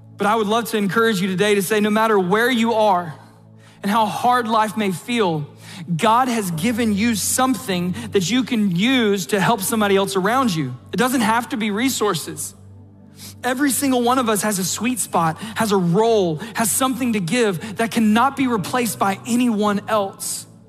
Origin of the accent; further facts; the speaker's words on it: South Georgia, United States; accent: South Georgia; my South Georgia accent